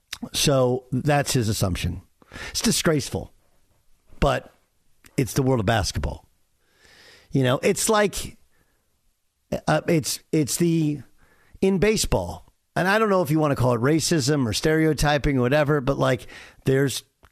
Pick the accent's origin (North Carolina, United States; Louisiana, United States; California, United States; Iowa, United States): California, United States; I grew up in Southern California, a homogenous community.